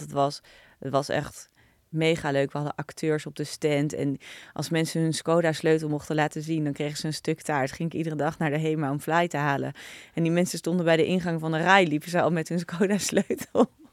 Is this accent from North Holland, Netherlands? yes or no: yes; Naarden, North Holland, Netherlands; Ik ben opgegroeid in Naarden